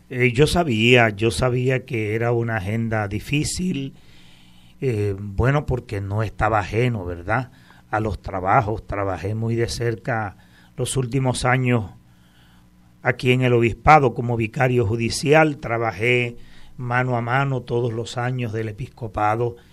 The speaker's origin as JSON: {"language": "Spanish", "town": "Aguada", "country": "Puerto Rico", "tie": "born or raised there", "also_born_or_lived": "Cruces", "said": "yo soy un jíbaro de Aguada, he nacido en el barrio Cruces, de una familia de 15 hermanos, católicos prácticos de toda la vida, desde nacimiento."}